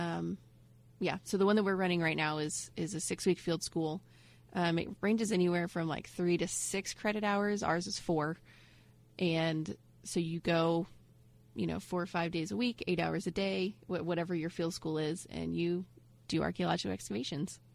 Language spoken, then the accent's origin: English; Ohio, United States; moved away as an adult; also born or lived in Indianapolis; now in Florida, United States; I'm from Ohio up north, and we have you know winters and snow